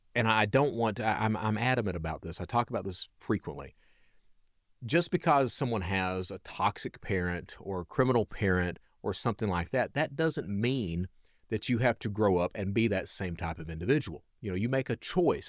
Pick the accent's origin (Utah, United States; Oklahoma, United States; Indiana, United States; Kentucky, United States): Kentucky, United States; Hazard; now in Birmingham, United States; I'm a Southern boy, so I'm from, uh, Hazard, Kentucky, right in the heart of coal country